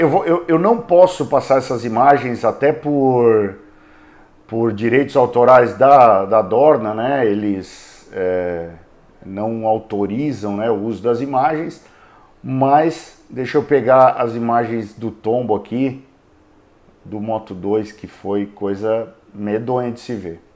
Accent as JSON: {"language": "Portuguese", "country": "Brazil", "said": "eu sou brasileiro"}